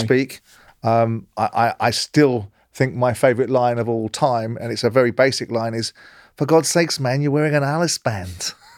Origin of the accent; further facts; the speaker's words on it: London, United Kingdom; I grew up in South London